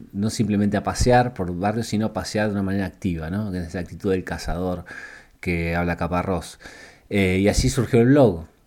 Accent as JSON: {"language": "Spanish", "country": "Argentina", "moved": "as an adult", "lives_now": "Barcelona, Spain", "said": "el lugar de donde vengo, que es Argentina y es Latinoamérica."}